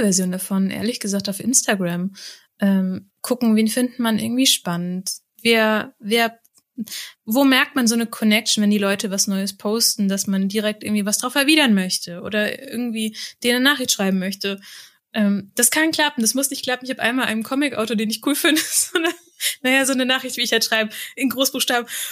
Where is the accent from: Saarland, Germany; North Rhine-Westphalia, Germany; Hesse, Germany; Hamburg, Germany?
Hesse, Germany; Rheingau; im Rheingau, da wo ich herkomme